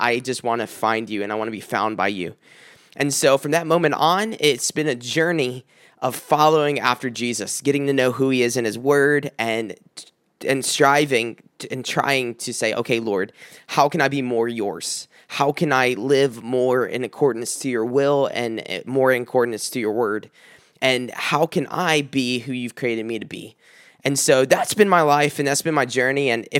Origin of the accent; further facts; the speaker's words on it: South Carolina, United States; When I moved up here from South Carolina, it was right after an engagement to a woman that I was engaged to for many years.